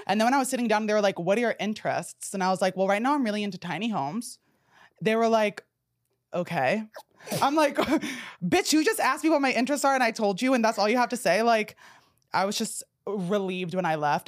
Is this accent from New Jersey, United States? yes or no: yes; New Jersey, United States; moved away; I grew up in New Jersey